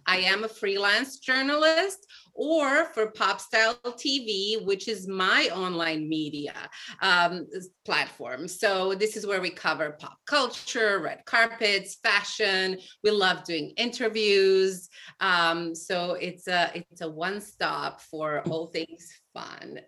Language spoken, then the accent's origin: English; Serbia; moved away as an adult; now in New York City, United States; I was born in Serbia